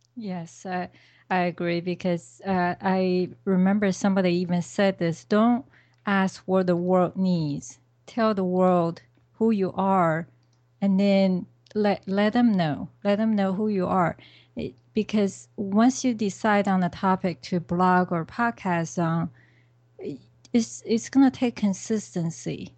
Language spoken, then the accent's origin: English; China; moved away; I came from China originally